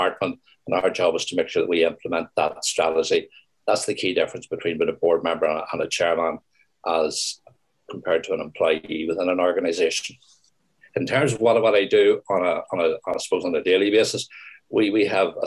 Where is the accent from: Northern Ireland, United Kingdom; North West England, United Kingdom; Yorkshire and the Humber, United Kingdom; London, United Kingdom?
Northern Ireland, United Kingdom; I'm born and bred in Northern Ireland